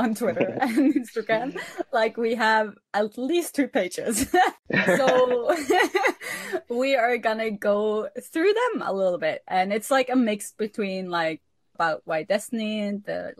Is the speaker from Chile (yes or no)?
no; Norway; English is a second language; also born or lived in United States; I'm from Norway.